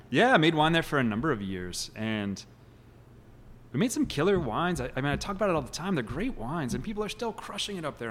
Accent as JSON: {"language": "English", "town": "Kansas City", "region": "Missouri", "country": "United States", "tie": "born or raised there", "said": "I grew up in Kansas City"}